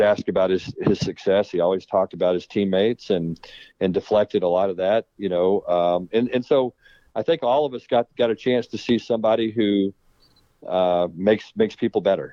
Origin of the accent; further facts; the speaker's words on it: Texas, United States; moved away as an adult; also born or lived in Arizona / Louisiana / California; I'm a Texas guy. I mean, I was born and raised in Texas